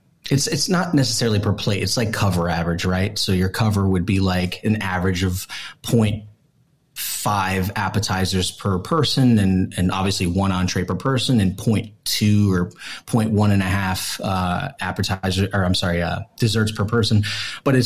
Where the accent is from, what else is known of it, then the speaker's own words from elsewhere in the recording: East Coast, United States; now in Las Vegas, United States; I'm from the East Coast